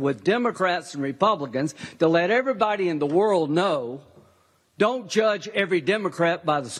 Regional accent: United States; I'm an American.

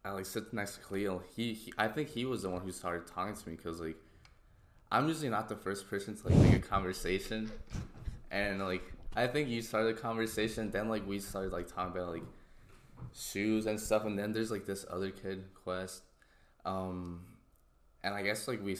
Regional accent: Puerto Rico; moved away; I'm from Puerto Rico, if you guys didn't know. I'm Puerto Rican

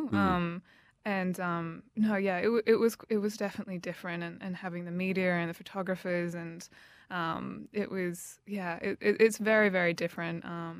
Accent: Canberra, Australian Capital Territory, Australia; now in Melbourne, Australia; No, I think Canberra is a really beautiful city. Like, you know, bush capital, and especially having moved away and now seeing it from the outside

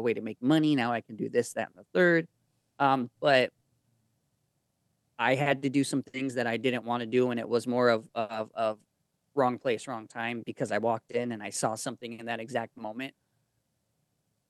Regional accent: Arizona, United States; also born or lived in Mexico; I'm from Arizona

